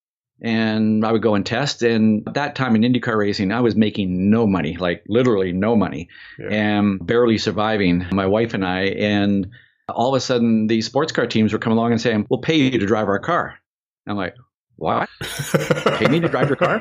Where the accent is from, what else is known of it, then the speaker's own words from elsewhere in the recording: Vancouver, British Columbia, Canada; We grew up in Vancouver in Canada